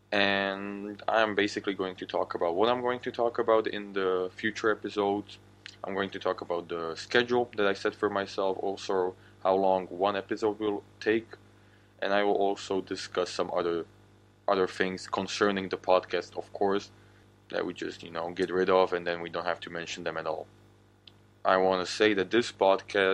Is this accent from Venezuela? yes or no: no; Slovakia; first language Slovak; English is a second language; I'm actually from the country of Slovakia